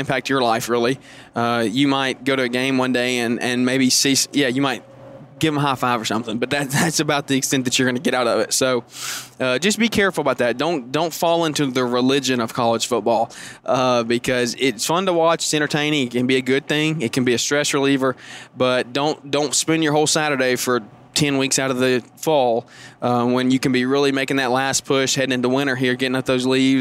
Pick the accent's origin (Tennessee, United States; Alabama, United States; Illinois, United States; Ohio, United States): Alabama, United States; I'm from Alabama, and if anybody or any of y'all are from around the area, you know how insane football is a religion down here.